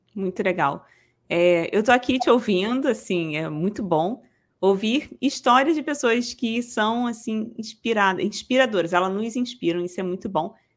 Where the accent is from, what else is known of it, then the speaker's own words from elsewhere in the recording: Rio de Janeiro, Brazil; eu sou daqui do Rio de Janeiro, tá? sou carioca.